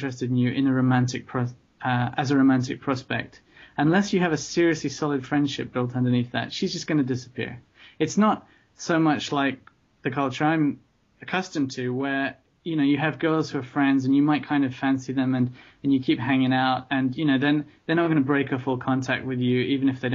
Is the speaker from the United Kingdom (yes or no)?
yes; London, United Kingdom; moved away; also born or lived in Tokyo; having been born and brought up in London